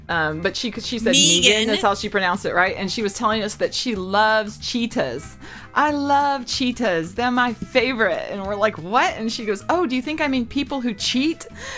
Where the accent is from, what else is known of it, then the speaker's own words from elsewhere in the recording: the South, United States; accent: southern; moved away; the part of the South I'm from, we didn't do soft R's all the time.